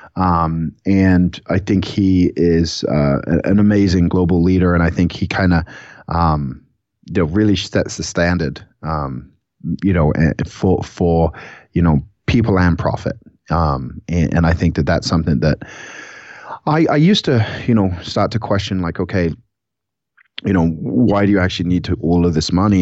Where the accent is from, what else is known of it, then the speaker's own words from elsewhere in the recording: England, United Kingdom; moved away; we're both from England